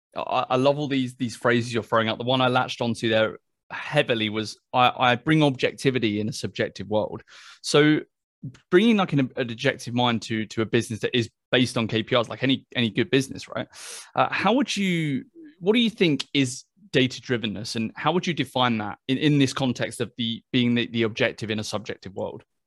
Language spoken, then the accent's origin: English; United Kingdom; I'm British